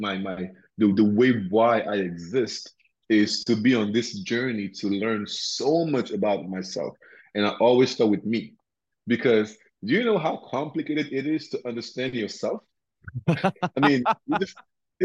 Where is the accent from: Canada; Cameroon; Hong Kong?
Cameroon; also born or lived in Addis Ababa, Ethiopia / Lagos, Nigeria / Cotonou, Benin / Accra, Ghana; now in United States; I'm from Cameroon originally, right? So in West Africa